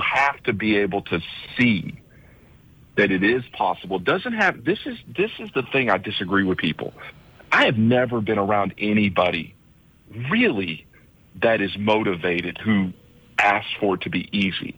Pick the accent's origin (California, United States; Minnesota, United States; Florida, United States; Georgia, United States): Georgia, United States; Birdie, south of Atlanta; moved away as an adult; now in St. Croix, U.S. Virgin Islands; I grew up in Birdie, which um, is a farm town south of Atlanta.